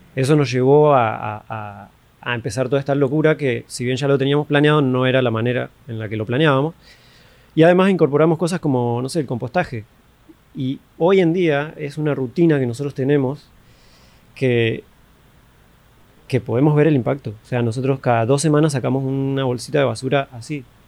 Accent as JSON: {"language": "Spanish", "country": "Argentina", "tie": "born or raised there", "also_born_or_lived": "Colombia", "moved": "yes", "lives_now": "Panama", "said": "yo soy de Argentina, me encanta Argentina, amo mi país, que ni es mío, pero lo amo, amo la gente, amo cómo crecí"}